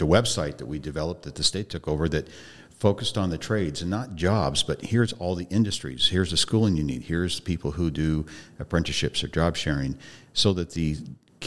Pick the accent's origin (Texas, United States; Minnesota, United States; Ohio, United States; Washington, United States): Washington, United States; Deer Park; I grew up in Deer Park, north of Spokane.